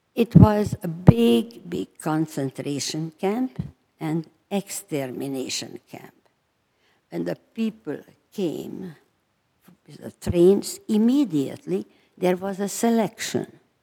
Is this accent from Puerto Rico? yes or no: no; Transylvania, Romania; moved away; I was born in Romania, Transylvania